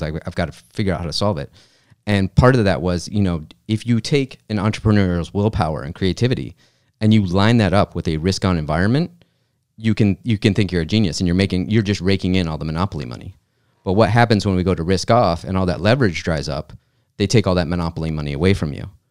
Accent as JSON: {"language": "English", "region": "Michigan", "country": "United States", "tie": "born or raised there", "said": "I grew up in Michigan"}